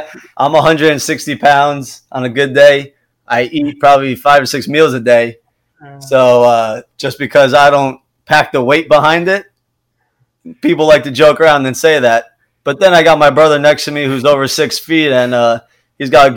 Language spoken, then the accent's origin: English; New York, United States; moved away; we're an Italian family. We grew up in New York.